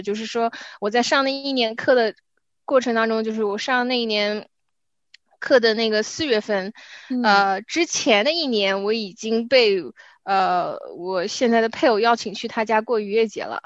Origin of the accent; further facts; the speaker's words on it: China; 就好像我们中国人有农历一样